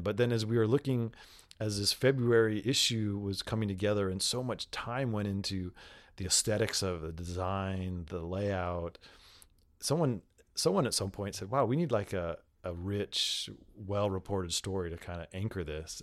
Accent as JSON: {"language": "English", "country": "United States", "said": "as an American"}